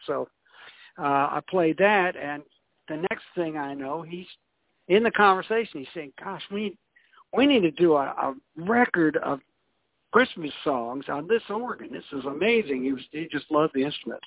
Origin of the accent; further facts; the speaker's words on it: Iowa, United States; moved away as an adult; also born or lived in Newark, New Jersey; now in Memphis, United States; I started out in the world in Newark, New Jersey, and then I uh, grew up, if you want to call it that, uh, in Iowa and was educated up there